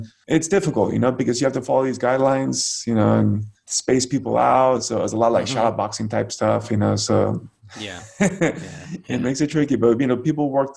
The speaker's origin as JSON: {"language": "English", "country": "United States", "said": "as an American"}